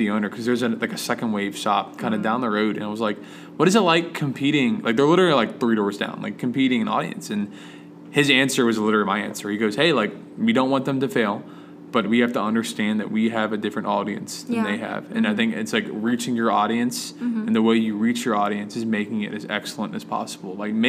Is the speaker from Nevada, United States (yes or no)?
no; Washington, District of Columbia, United States; my hometown, Washington, D.C., the nation's capital.